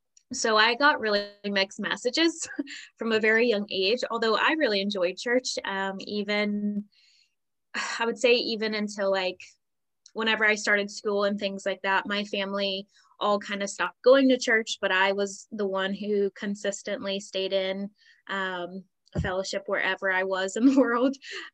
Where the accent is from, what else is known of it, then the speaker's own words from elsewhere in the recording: United States; moved away as an adult; now in Northern Ireland, United Kingdom; I am originally from America, from a military background. So my family traveled a lot. So I don't really like have even a specific state that I would say like I grew up in. But yeah, I've been living here in Northern Ireland for five, almost 6 years now.